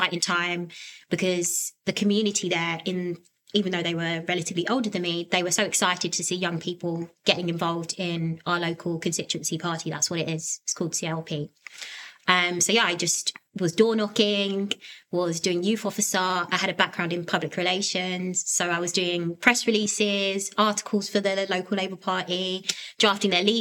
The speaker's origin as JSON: {"language": "English", "area": "Havering", "region": "London", "country": "United Kingdom", "tie": "born or raised there", "said": "I grew up in Havering, so I've always lived there. I was born in Harold Wood Hospital"}